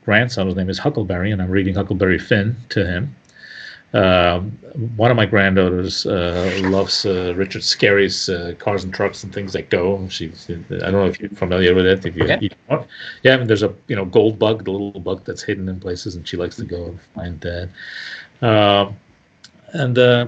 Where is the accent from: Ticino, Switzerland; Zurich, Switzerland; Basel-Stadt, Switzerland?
Ticino, Switzerland; Italian-speaking part of Switzerland; first language Italian; English is a second language; moved away; I grew up in the Italian-speaking part of Switzerland. I've been living here for 40 years